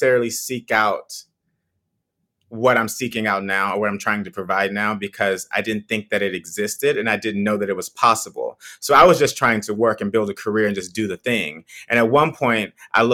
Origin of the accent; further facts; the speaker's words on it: Texas, United States; moved away as an adult; also born or lived in St. Louis, Missouri; now in New York, United States; I'm originally from Texas. I grew up on a farm